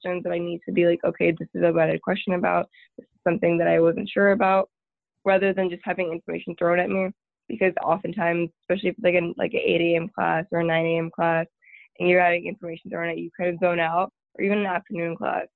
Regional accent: Tyler, Texas, United States; moved away as an adult; now in Waco, United States; I'm from Tyler, Texas, which is about 2.5 hours northeast from Waco

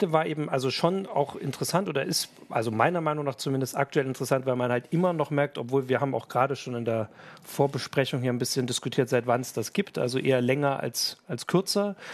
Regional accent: East Germany, Germany; born there; ich bin im Osten geboren, also ich erinnere mich nur an Bilder inzwischen

